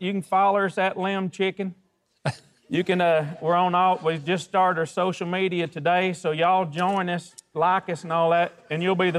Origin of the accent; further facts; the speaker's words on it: Canespur, Arkansas, United States; We're from a little town called Canespur, Arkansas